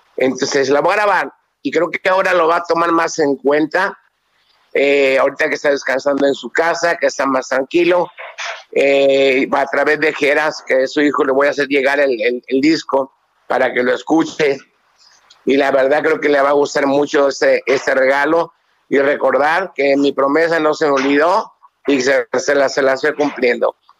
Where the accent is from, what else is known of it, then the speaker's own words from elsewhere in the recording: Mexico; nosotros como mexicanos